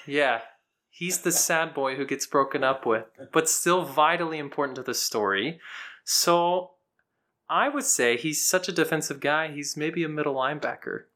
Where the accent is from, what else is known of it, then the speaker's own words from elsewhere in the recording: Houston, Texas, United States; I'm a countertenor from Houston, Texas